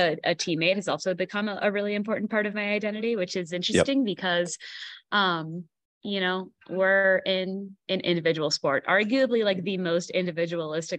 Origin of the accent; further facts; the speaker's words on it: Milwaukee, Wisconsin, United States; now in Colorado Springs, United States; I grew up in the Milwaukee suburbs, in Milwaukee, Wisconsin.